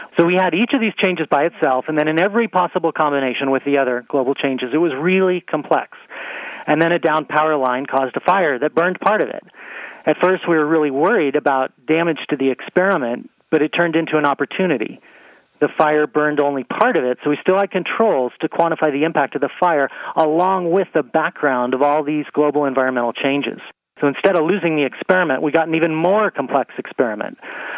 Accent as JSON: {"language": "English", "region": "Arizona", "country": "United States", "tie": "born or raised there", "said": "The Wallow Fire in my home state, Arizona, has burned over 450,000 acres. It's the largest in our state's history."}